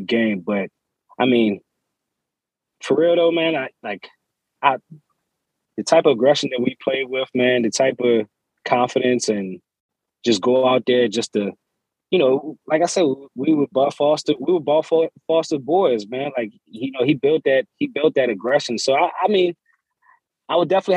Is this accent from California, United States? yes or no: no; New York City, New York, United States; moved away as an adult; I was born in New York City